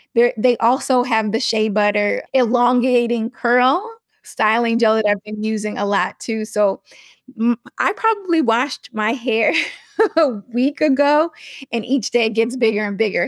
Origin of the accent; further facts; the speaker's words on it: New York, United States; I'm from New York